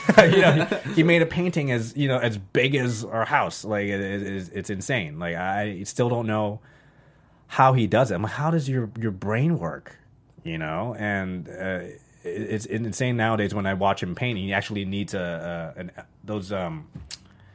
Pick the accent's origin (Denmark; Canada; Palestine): Canada; moved away as an adult; also born or lived in Los Angeles, United States; now in United States; I moved from Canada to the United States